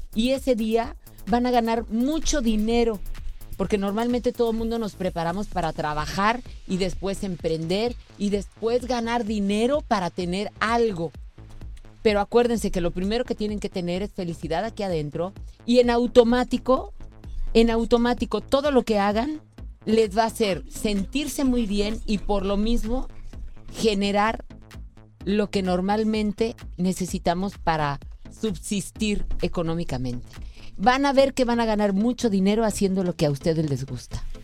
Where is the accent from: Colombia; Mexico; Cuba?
Mexico; nuestro país como buenos mexicanos